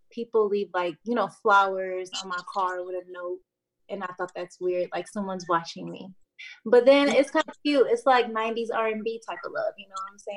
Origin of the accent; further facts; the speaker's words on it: Battle Creek, Michigan, United States; now in Nashville, United States; I'm from Battle Creek, but I live in Nashville